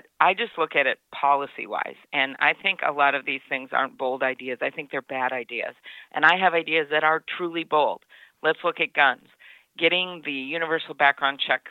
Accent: Midwest, United States; I'm from the Midwest and one of only two candidates up on the stage from the Midwest

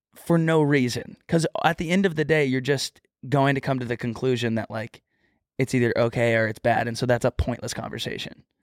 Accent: Texas, United States

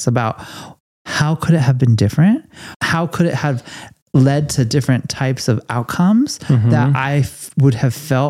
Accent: Los Angeles, California, United States; I'm from Los Angeles

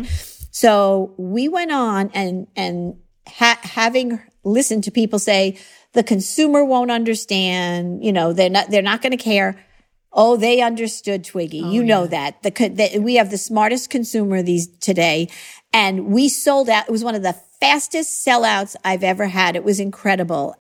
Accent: Long Island, New York, United States; born or raised there

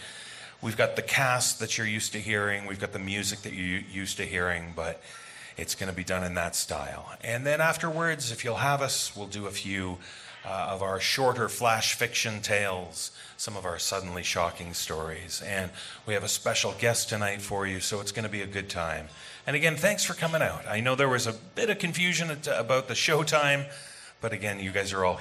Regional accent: Toronto, Ontario, Canada; my hometown, the birthplace of the podcast, Toronto, Canada

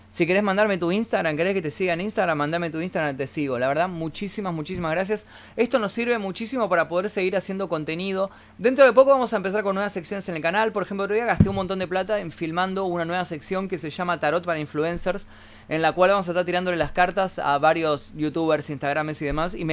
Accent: Buenos Aires, Argentina; Yo también soy de Buenos Aires.

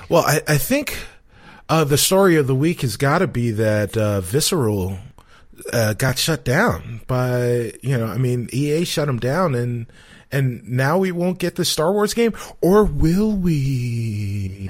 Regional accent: New York City, New York, United States; moved away as an adult; now in Chicago, United States; I am from the South Bronx, nine blocks from the stadium.

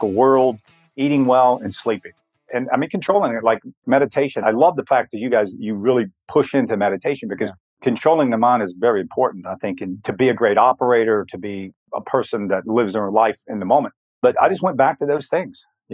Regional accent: Blue Ridge, Virginia, United States; I was born in Blue Ridge, Virginia, in the mountains, very, you know, small little town

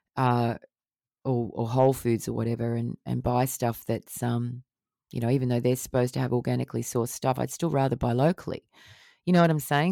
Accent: Australia; out in the bush where I grew up in Australia, in the remote Australian area.

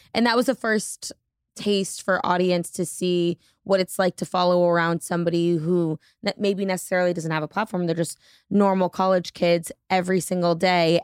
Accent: New Hampshire, United States; now in Boston, United States; I grew up in New Hampshire, currently live in Boston

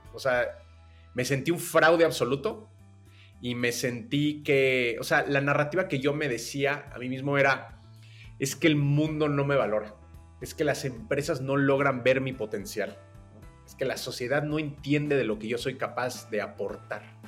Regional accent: Mexico City, Mexico; Yo nací en la Ciudad de México eh, y desde muy joven empecé a trabajar

